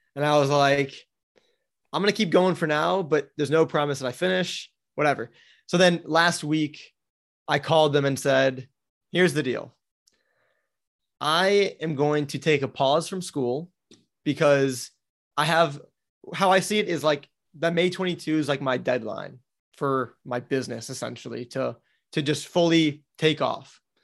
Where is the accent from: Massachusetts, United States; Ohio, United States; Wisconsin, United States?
Wisconsin, United States; Milwaukee; moved away as an adult; also born or lived in Florida; I grew up in Milwaukee, Wisconsin